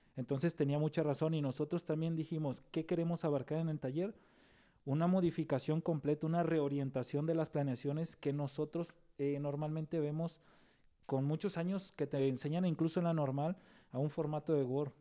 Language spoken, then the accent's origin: Spanish; Nayarit, Mexico; nosotros somos de Nayarit